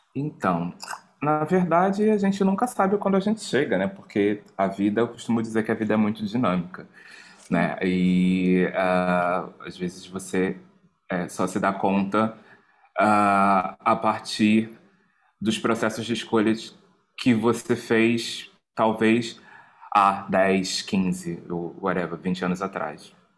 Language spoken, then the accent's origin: Portuguese; Rio de Janeiro, Brazil; moved away as an adult; sou natural do Rio de Janeiro, Brasil